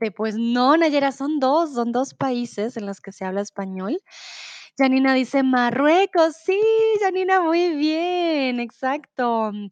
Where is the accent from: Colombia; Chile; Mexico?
Colombia; soy de Colombia.